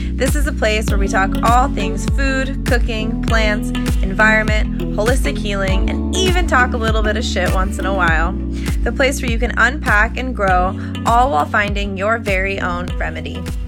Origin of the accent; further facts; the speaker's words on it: Boulder, Colorado, United States; I grew up in Boulder, Colorado.